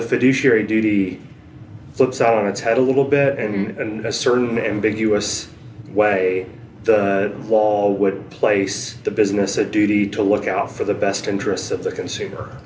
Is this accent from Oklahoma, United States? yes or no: no; Asheville, North Carolina, United States; born or raised there; moved away as an adult